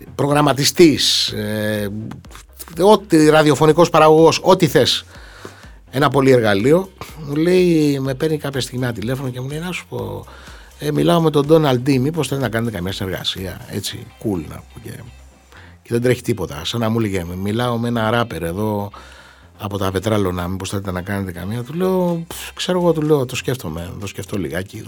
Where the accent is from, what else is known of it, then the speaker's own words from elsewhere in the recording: Xylokastro, Peloponnese, Greece; στην πατρίδα μου στο Ξυλόκαστρο στην Κορινθία